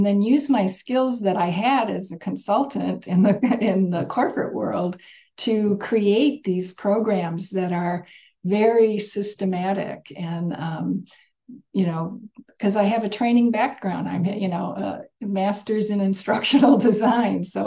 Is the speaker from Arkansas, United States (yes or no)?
no; Michigan near Detroit, United States; I grew up in Michigan near Detroit